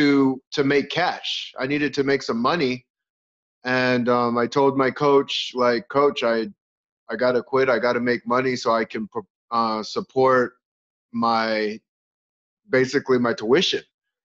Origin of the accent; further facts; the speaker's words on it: Arizona, United States; also born or lived in California; I'm originally from California, but I've lived in Arizona most of my life. So I consider myself almost native of Arizona.